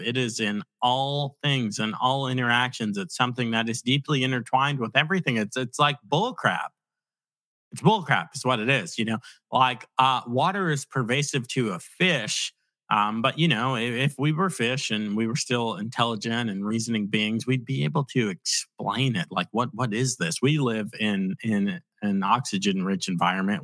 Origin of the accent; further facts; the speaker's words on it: Virginia Beach, Virginia, United States; I grew up in Virginia Beach